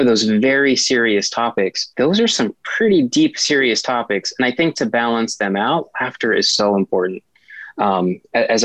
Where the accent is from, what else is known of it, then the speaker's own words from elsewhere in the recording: Appalachian Mountains, United States; I'm from the Appalachian Mountains